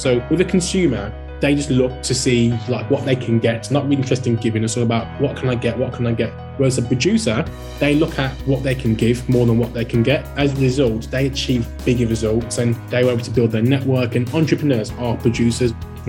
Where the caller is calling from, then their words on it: Wolverhampton, West Midlands, United Kingdom; Yes. Hi, Ian. Wolverhampton.